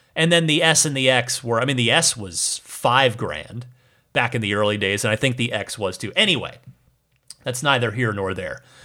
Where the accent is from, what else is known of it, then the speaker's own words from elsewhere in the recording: Phoenix, Arizona, United States; also born or lived in New Jersey; now in Bay Area, United States; I am from New Jersey, but largely grew up in Arizona, in the greater Phoenix area, the East Valley.